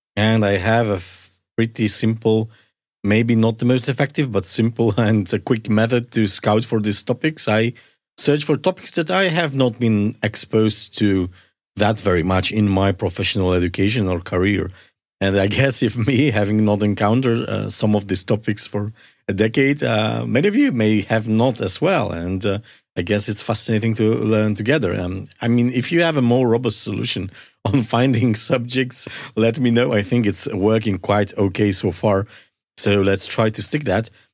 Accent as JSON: {"language": "English", "country": "Poland", "moved": "yes"}